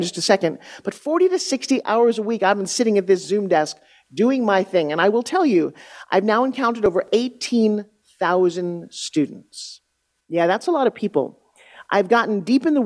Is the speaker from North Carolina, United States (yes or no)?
no; Long Island, New York, United States; I grew up on Long Island, New York. I grew up talking like this, a tough truck driver